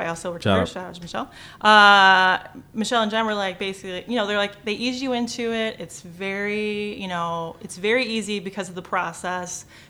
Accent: Dearborn, Michigan, United States; So I grew up in Dearborn and then I went to Allen middle school.

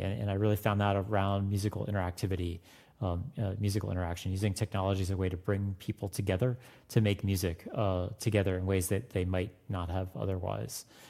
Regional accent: Florida, United States; I grew up in Florida

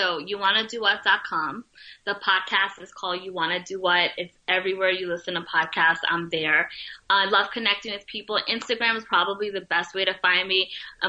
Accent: Bronx, New York, United States; But I would not trade anything growing up in the Bronx. Like, I absolutely loved it.

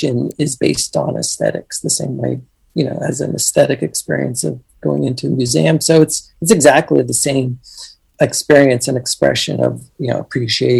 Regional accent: Virginia Beach, Virginia, United States; moved away as an adult; also born or lived in Pittsburgh, Pennsylvania; now in New York, United States; I grew up in Virginia Beach

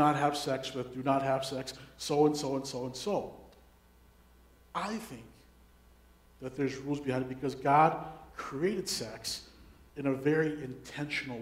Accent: Minneapolis–Saint Paul, Minnesota, United States; I was born and raised in the Twin Cities during the 90s.

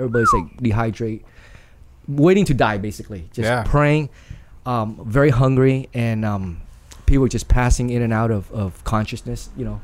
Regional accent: Vietnam; also born or lived in Saigon; now in United States; emigrated from Vietnam to America

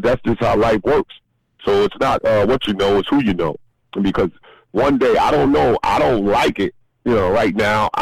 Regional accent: New York City, New York, United States; I grew up in New York

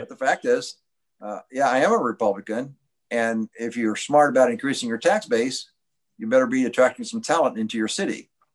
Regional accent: Indianapolis, Indiana, United States; I'm from Indianapolis

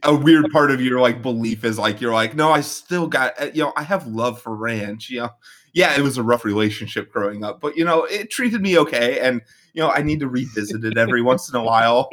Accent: Midwest, United States; we are both from the Midwest

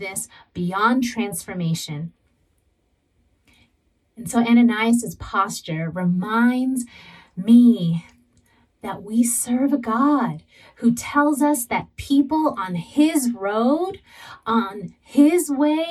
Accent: San Diego, California, United States; I was born and raised in San Diego. And growing up as a Southern California girl

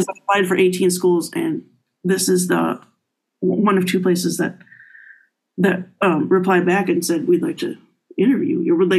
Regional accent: Miami, Florida, United States; now in Michigan, United States; anyway, I came from Florida, right? Miami.

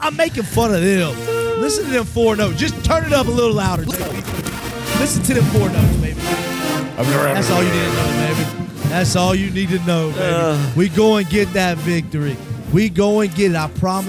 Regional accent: Louisiana, United States; I don't give a damn about the whole state of Alabama because we're from Louisiana.

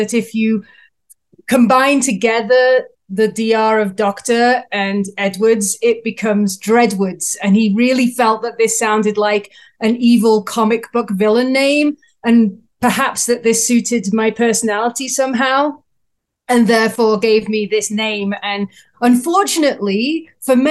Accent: England, United Kingdom; now in Canada; I'm based in Canada, but I'm from England, so I have an accent

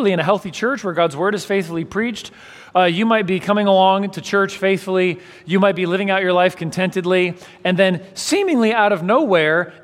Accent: San Francisco Bay Area, California, United States; also born or lived in Los Angeles; I grew up in the San Francisco Bay Area from a young age.

